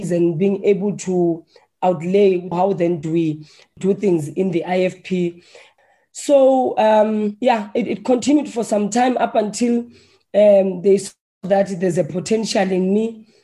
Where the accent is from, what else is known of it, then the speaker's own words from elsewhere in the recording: Johannesburg, Gauteng, South Africa; Firstly, I'm a Soweto girl. Yeah, I come from White City